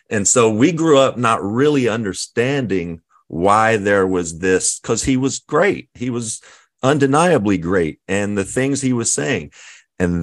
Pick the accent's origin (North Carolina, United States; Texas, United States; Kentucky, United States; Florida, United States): Kentucky, United States; We grew up in Kentucky, late 60s, early 70s